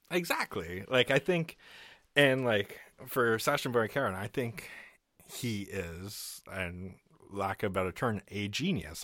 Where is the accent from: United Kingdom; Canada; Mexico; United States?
Canada; I'm Canadian